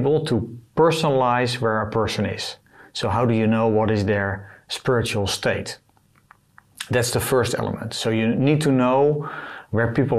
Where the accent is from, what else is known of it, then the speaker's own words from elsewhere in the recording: Netherlands; I am from the Netherlands